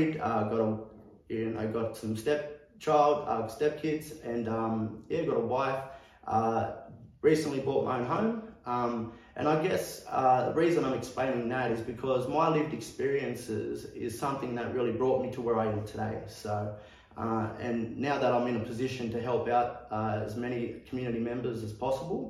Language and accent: English; Pilliga, New South Wales, Australia; now in Orange, Australia; I'm originally from Gamilaroi country out of Pilliga